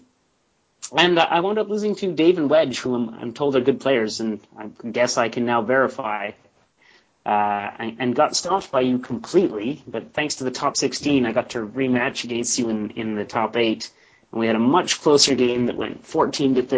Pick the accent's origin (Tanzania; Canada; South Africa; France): Canada; I'm the Canadian podcast, one of the podcast hosts of Beyond the Wall